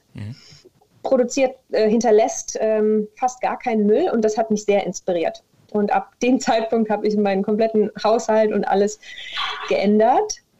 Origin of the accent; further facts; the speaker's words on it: Mönchengladbach, North Rhine-Westphalia, Germany; moved away as an adult; also born or lived in Koblenz; now in Cologne, Germany; ich komme ursprünglich aus Mönchengladbach